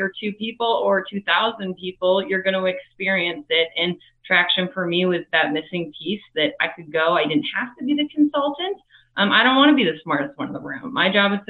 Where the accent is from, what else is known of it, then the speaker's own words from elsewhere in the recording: Minneapolis, Minnesota, United States; I'm originally from Minneapolis, Minnesota